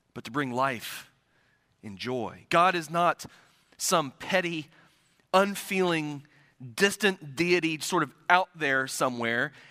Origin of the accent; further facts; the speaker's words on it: Circleville, Ohio, United States; now in Pasquotank County, North Carolina, United States; My hometown of Circleville, Ohio is situated in the beautiful, scenic countryside of South Central Ohio.